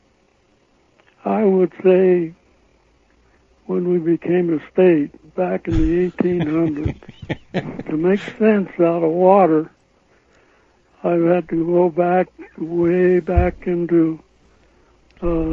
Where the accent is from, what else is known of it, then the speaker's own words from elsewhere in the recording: Colorado, United States; I'm a native Coloradoan